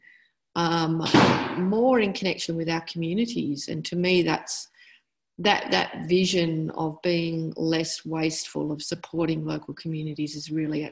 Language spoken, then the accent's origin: English; Western Australia, Australia; I'm from Western Australia and I live in Fremantle